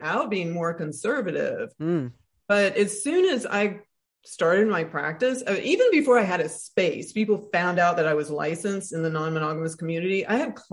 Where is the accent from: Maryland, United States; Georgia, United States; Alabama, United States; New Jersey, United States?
Alabama, United States; Tuscaloosa; I grew up in Alabama, so everything that I am is in reaction to the racism, misogyny, homophobia I saw in Tuscaloosa, Alabama